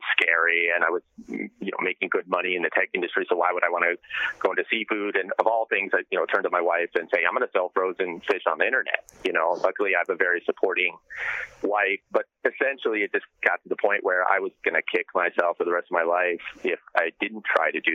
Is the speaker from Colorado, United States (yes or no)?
no; Homer, Alaska, United States; I'm actually calling in from Homer, Alaska right now, my hometown.